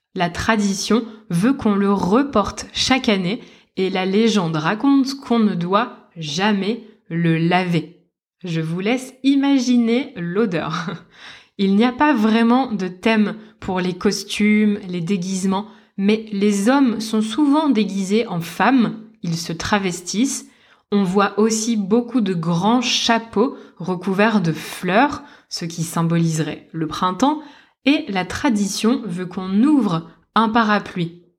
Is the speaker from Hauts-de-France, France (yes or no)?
yes; Lille, Hauts-de-France, France; Je suis née et j'ai grandi à Lille